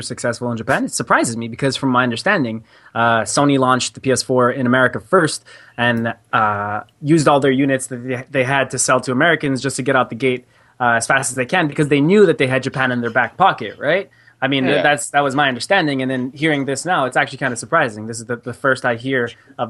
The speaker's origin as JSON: {"language": "English", "town": "Montreal", "region": "Quebec", "country": "Canada", "said": "Montreal, Canada"}